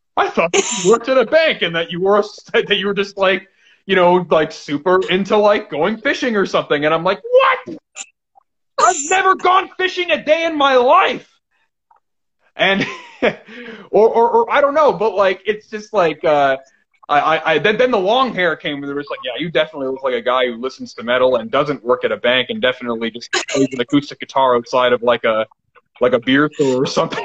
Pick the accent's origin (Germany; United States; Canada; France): Canada; I'm Canadian